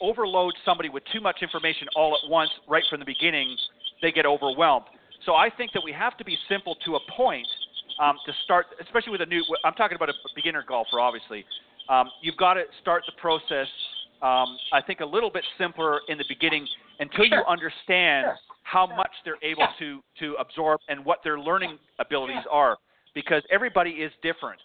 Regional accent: Burlington, Ontario, Canada; also born or lived in Hamilton, Ontario; I was born in Hamilton, but I lived most of my life in Burlington.

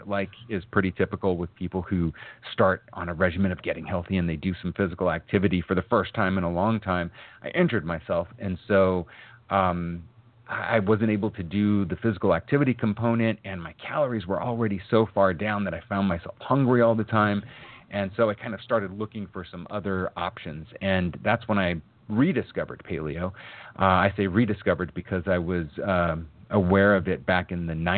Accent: Arizona, United States; also born or lived in Massachusetts; I was born in Massachusetts. We moved out to the desert in Arizona when I was about 2.5, 3 years old

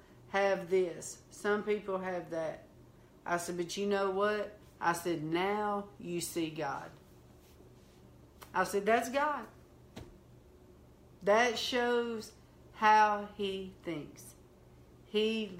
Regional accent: the South, United States; accent: country, southern; I sound so country, so southern

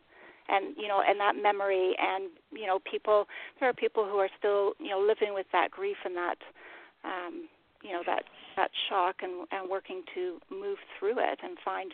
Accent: Canada; I'm Canadian.

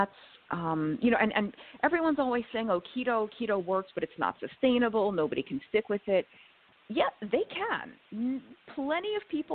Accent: New York, United States; I was born and raised in New York

